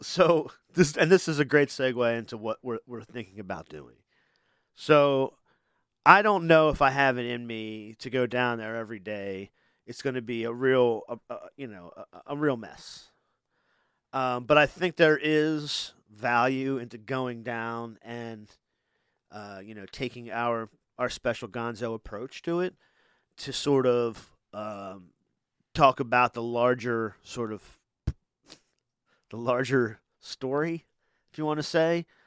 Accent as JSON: {"language": "English", "region": "Delaware", "country": "United States", "said": "we're from here, so it's like, we're from Delaware"}